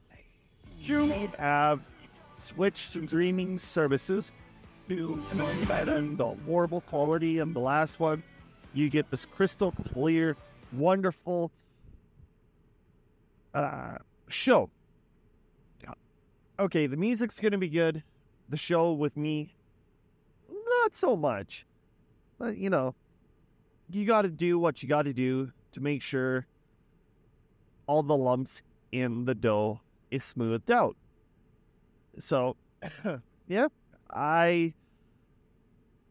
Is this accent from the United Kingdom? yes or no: no; Weyburn, Saskatchewan, Canada; my hometown of Weyburn